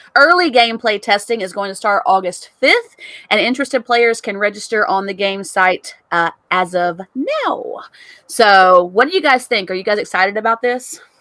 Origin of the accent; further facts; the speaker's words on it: Clarksville, Tennessee, United States; moved away; my hometown